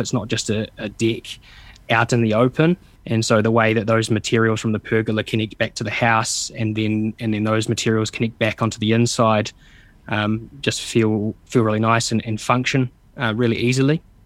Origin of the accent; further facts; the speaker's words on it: Stratford, Taranaki, New Zealand; I'm from Taranaki as well, so the mountain is a, a really strong sense of place, something that we come back